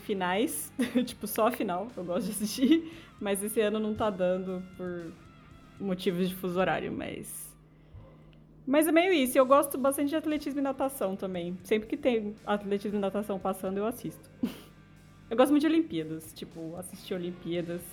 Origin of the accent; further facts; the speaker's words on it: São Paulo, Brazil; Itaquerão também, enfim, é perto de onde eu cresci